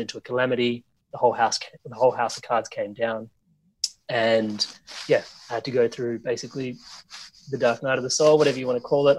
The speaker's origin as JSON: {"language": "English", "country": "Australia", "tie": "born or raised there", "said": "where I grew up here in Australia"}